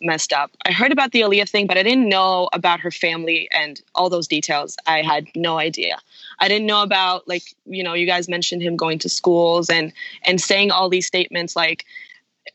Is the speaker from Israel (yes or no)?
yes; Israel; growing up in Israel